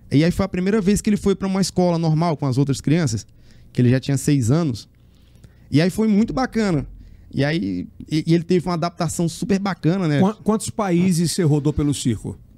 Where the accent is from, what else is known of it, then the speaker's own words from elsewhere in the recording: Teresina, Piauí, Brazil; moved away as an adult; also born or lived in Rio de Janeiro / Germany; E saí de Teresina com um sonho só de fazer a escola de circo.